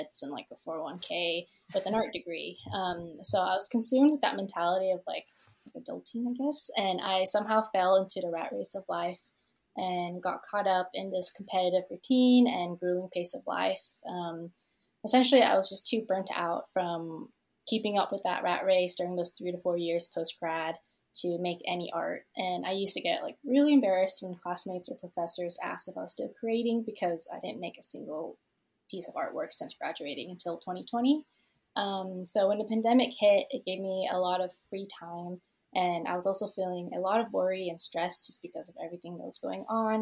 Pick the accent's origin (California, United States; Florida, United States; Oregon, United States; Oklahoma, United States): Oklahoma, United States; Tulsa; also born or lived in Vietnam; I was born in Vietnam and moved to the States when I was one, and I've been in Tulsa, Oklahoma since I was six